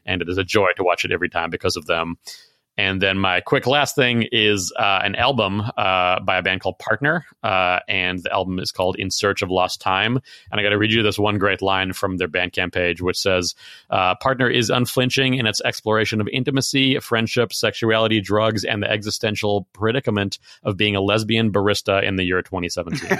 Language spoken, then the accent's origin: English; Chicago, Illinois, United States; I grew up in Chicago